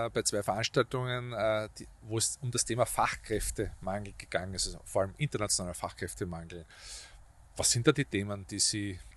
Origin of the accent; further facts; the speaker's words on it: Vienna, Austria; Also ich komme aus Döbling, also ich bin aufgewachsen, hat es in Sievering ehemalige Filmstudios gegeben